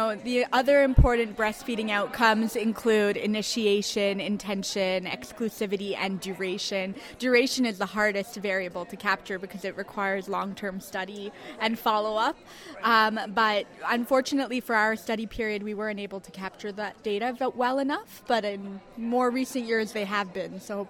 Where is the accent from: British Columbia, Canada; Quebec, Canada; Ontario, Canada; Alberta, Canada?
Quebec, Canada; Montreal; I'm from Montreal.